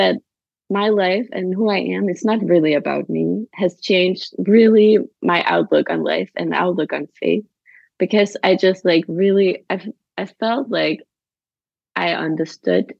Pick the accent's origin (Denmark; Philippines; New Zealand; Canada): Denmark; now in Copenhagen, Denmark; I grew up in Jutland in a little farm in a very small town